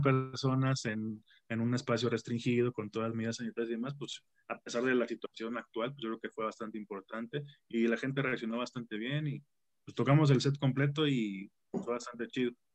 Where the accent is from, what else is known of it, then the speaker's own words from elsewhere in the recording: Tampico, Tamaulipas, Mexico; moved away as an adult; now in Mexico City, Mexico; yo soy de Tampico